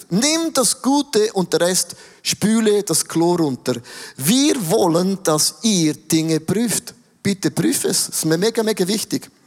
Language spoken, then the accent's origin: German; Switzerland; finde ich als Schweizer problematisch, weil wir haben ja schon alles.